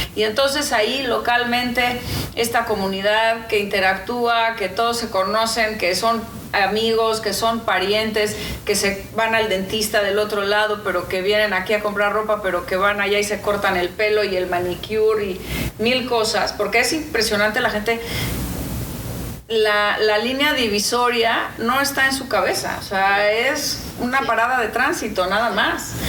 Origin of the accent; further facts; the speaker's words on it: Mexico; moved away as an adult; now in Los Angeles, United States; es que soy de México. Yo represento a México y represento a todos los mexicanos